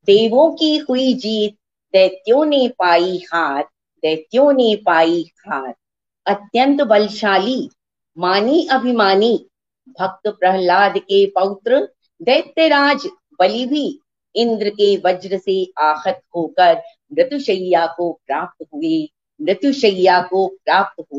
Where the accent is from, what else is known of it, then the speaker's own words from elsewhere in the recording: Delhi, India; दिल्ली से हूँ